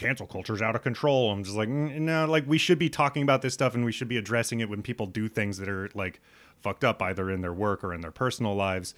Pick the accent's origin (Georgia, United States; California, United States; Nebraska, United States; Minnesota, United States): Nebraska, United States; dumb white kid growing up in Nebraska